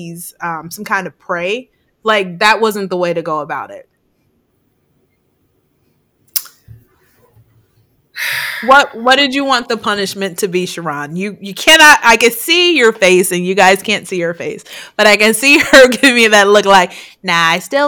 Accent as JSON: {"language": "English", "town": "Chicago", "region": "Illinois", "country": "United States", "tie": "born or raised there", "moved": "yes", "lives_now": "California, United States", "said": "I grew up in Chicago"}